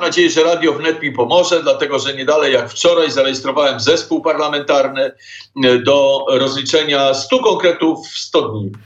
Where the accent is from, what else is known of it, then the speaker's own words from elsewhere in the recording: Poland; Jesteśmy absolutnie Polakami z krwi i kości.